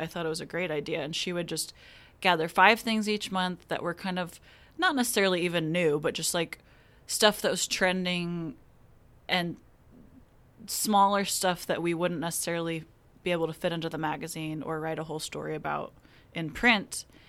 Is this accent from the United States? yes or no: yes; Wichita, Kansas, United States; moved away as an adult; now in Tulsa, United States; I am from Wichita, Kansas